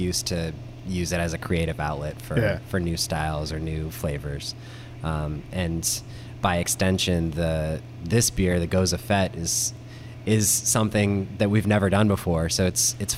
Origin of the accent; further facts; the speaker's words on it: Maryland, United States; we're all from Maryland, born and raised